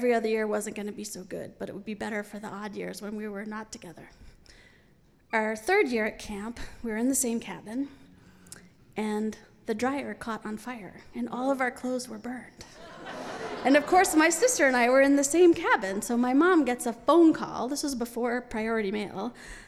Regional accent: New York City, New York, United States; I grew up in New York City

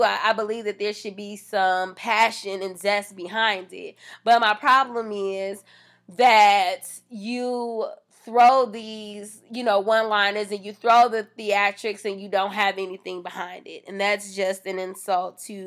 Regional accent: United States

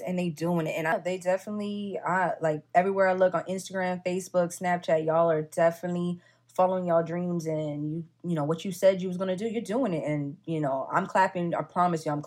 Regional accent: Florida, United States; moved away as an adult; also born or lived in North Carolina; now in Fayetteville, United States; I had to get up out of Florida

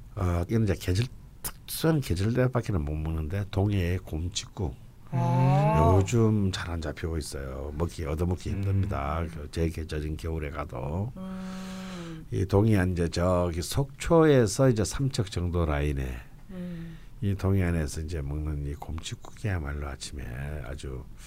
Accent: Busan, South Korea; moved away; 나 부산 출신인데

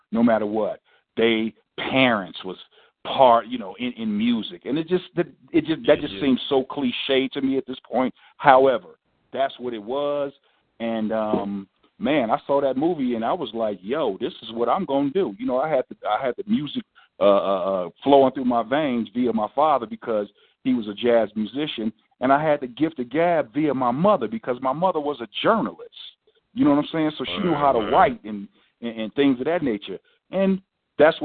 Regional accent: West Coast, United States; we're from the West Coast

